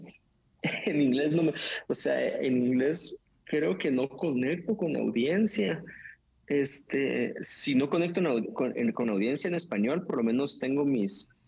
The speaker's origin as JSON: {"language": "Spanish", "country": "Guatemala"}